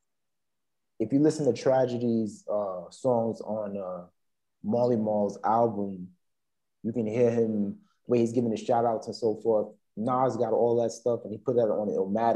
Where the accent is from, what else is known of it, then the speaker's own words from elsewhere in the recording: New York City, New York, United States; moved away; also born or lived in Beijing / Brazil / Taiwan / Cambodia; I'm from Queens, second generation on both sides